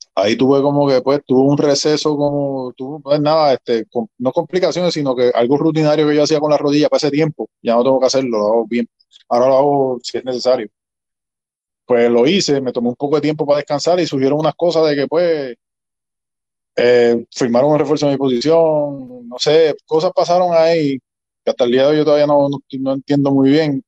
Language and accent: Spanish; Arecibo, Puerto Rico; yo nací en Arecibo